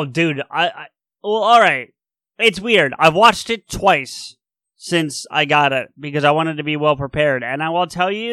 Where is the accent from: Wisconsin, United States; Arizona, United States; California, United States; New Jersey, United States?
New Jersey, United States; I take that South Jersey shit seriously